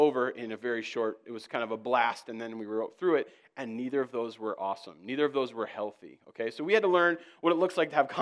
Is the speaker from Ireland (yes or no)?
no; East Coast, United States; moved away as an adult; now in Minnesota, United States; I hail from the East Coast. I've had to learn your ways. I came out here 8 years ago